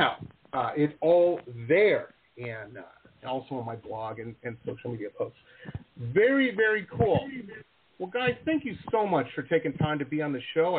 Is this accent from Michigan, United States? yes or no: yes; Detroit, Michigan, United States; my hometown of Detroit